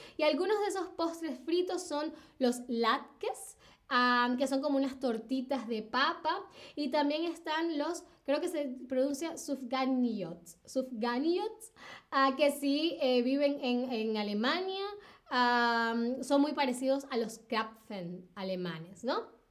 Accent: Caracas, Capital District, Venezuela; Caracas, mi ciudad natal

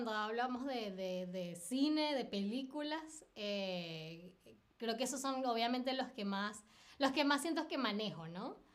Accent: Caracas, Capital District, Venezuela; now in Berlin, Germany; 2018, eh, en septiembre de 2018 me vine de Caracas a Berlín.

